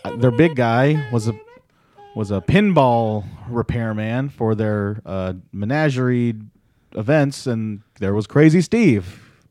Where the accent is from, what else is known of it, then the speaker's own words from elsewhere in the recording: Philippines; as a Filipino male, a Pinoy